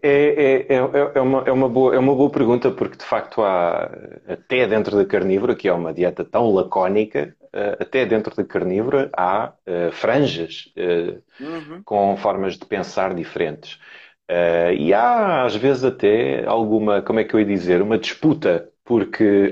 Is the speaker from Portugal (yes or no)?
yes; Lisbon, Portugal; tenho 41 anos, sou de Lisboa